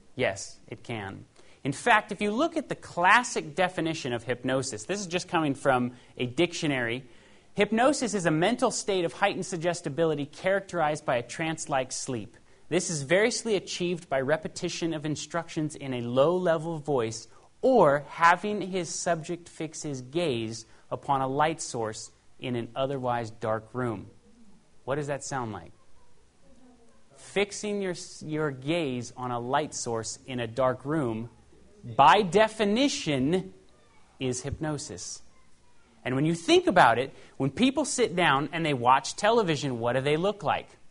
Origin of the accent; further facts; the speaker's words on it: Paradise, California, United States; also born or lived in Los Angeles, California; I was raised in Paradise, California